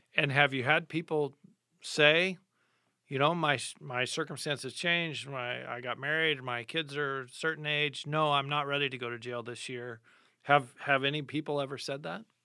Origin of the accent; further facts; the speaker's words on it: United States; as American Christians